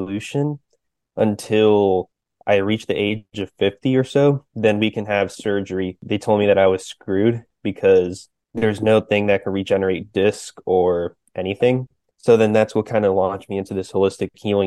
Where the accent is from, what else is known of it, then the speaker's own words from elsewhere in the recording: Florida, United States; I am from Florida originally